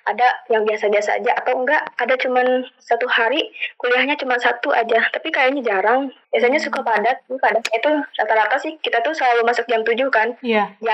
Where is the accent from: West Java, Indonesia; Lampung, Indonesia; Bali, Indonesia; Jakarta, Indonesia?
West Java, Indonesia; Cianjur; moved away as an adult; now in Bandung, Indonesia; Kan aku tuh anak rantau ya dari Cianjur ke Bandung. Dan dulunya emang aku tuh nggak pernah rantau gitu jadi anak benar-benar anak rumahan yang baru pertama kali anak rantau gitu kuliah ini teh